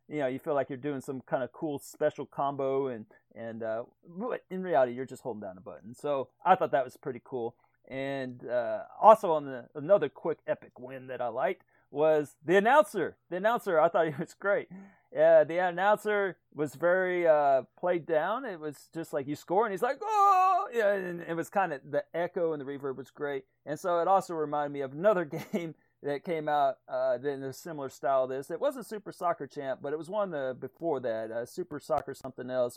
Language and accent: English; Texas, United States; growing up in Texas, even in the eighties